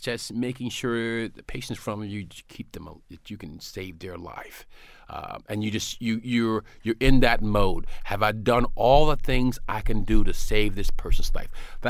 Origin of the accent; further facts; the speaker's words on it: South Carolina, United States; Well, you know, I grew up in South Carolina in a fairly, you know, poor neighborhood.